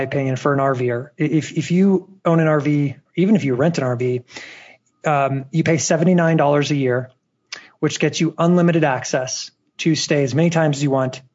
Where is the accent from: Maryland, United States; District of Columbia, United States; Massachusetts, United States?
District of Columbia, United States; Washington; moved away; originally I'm from the Washington, D.C. area